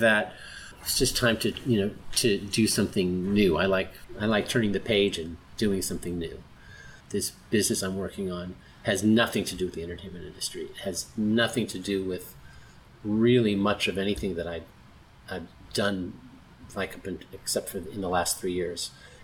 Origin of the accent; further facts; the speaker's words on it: San Diego, California, United States; moved away as an adult; also born or lived in Los Angeles, California; now in Florida, United States; I grew up in Southern California, in San Diego, and then Los Angeles for school and most of my professional life